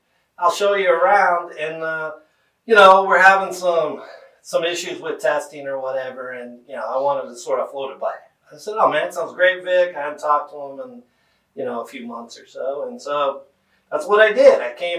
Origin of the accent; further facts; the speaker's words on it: Houston, Texas, United States; also born or lived in Richmond, Virginia / Victoria, Texas / Scotland; technically, I grew up mainly in Houston, Texas.